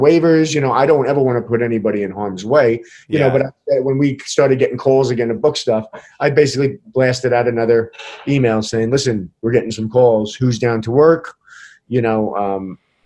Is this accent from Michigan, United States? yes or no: no; Bayonne, New Jersey, United States; moved away as an adult; now in Las Vegas, United States; I was born and raised in Bayonne, New Jersey